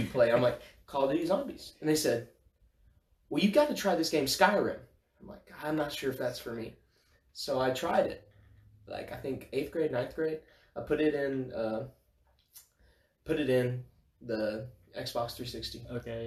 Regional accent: Bossier City, Louisiana, United States; I am from Bossier City, Louisiana.

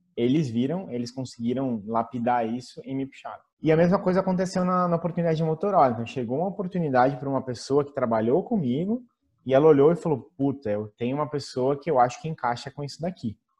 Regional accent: Brazil; now in Italy; como nós brasileiros

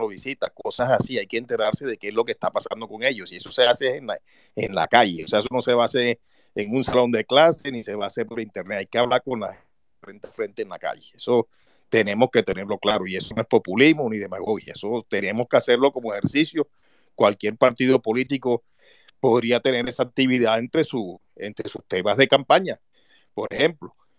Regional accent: Montería, Córdoba, Colombia; yo soy de Montería, estoy aquí ahora mismo

